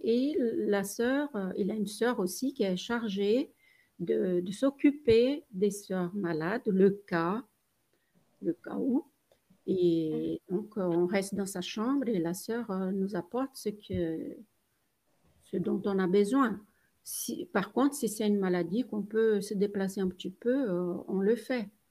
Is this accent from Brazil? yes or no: yes; Brazil; moved away; je suis brésilienne.